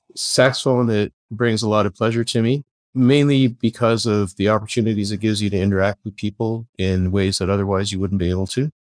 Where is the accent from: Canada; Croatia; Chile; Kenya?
Canada; Kingston, Ontario; moved away as an adult; also born or lived in Belfast, Northern Ireland; now in San Diego, United States; we moved across the pond, as they say, to Canada and found ourselves living in Kingston, Ontario, Canada, and lived there for my, the rest of my schooling